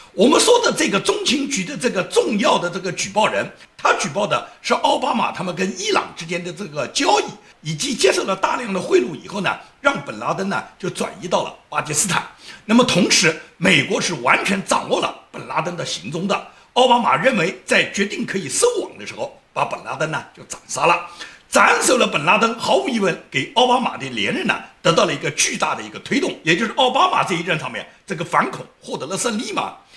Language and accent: Chinese; China; 至于我们中国人所了解的